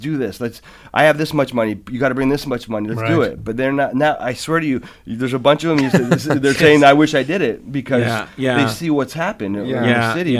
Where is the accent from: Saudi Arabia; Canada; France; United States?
Canada; Ontario; listen, I'm from Barton and Sherman. I'm